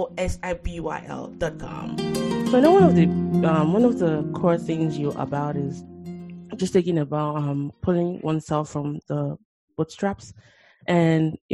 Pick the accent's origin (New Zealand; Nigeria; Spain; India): Nigeria; moved away; as a Nigerian, that, you know, I'm glad I grew up in that place